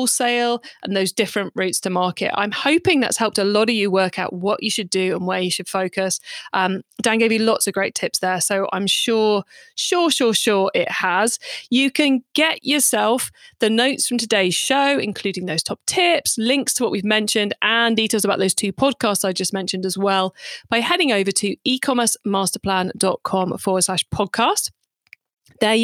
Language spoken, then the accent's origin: English; United Kingdom; I'm British